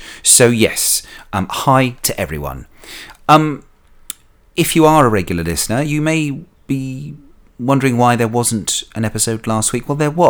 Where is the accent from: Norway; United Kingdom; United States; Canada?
United Kingdom; London; Probably rile a lot of Londoners. It's stuff that we all complain about as a Londoner.